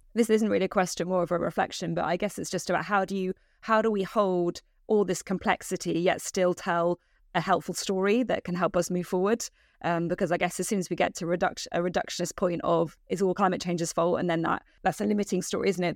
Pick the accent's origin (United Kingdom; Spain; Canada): United Kingdom; as a British citizen